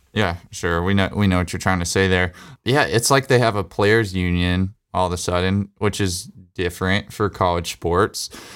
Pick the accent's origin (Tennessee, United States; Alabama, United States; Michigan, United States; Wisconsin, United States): Alabama, United States; Growing up in Alabama